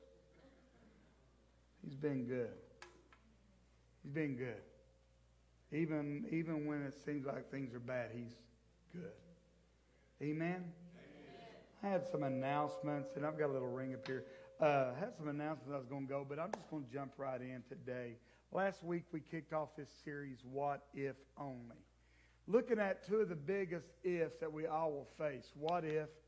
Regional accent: the South, United States; I grew up in the South. I am one of those. I am proud to be Southern.

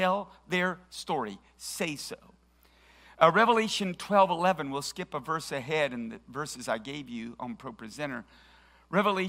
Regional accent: Tennessee, United States; we're from Tennessee. Nobody here watches golf.

